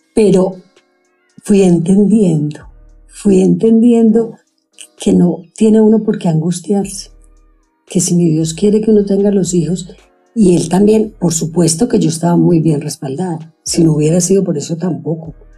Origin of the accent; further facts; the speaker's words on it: Sonsón, Antioquia, Colombia; now in Medellín, Colombia; Yo crecí en Sonsón, estudiaba en el colegio